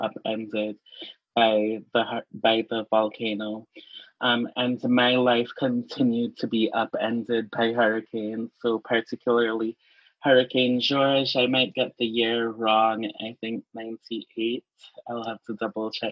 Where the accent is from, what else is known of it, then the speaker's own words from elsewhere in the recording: St. Kitts & Nevis; now in Minnesota, United States; I grew up in the Caribbean